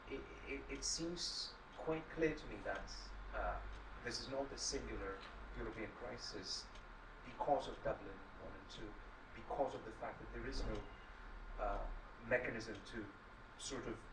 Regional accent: Greece; moved away; I'm originally from Greece

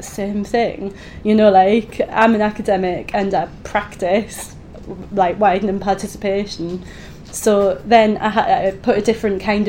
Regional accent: Easington Colliery, North East England, United Kingdom; moved away as an adult; also born or lived in Edinburgh; now in Oxford, United Kingdom; the year I was born in Easington Colliery while my dad was on strike. I went to a normal school in Easington.

